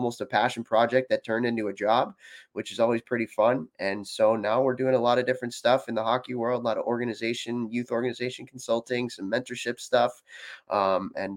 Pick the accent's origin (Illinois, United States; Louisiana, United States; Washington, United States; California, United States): Illinois, United States; Chicago; I grew up in Chicago, Illinois.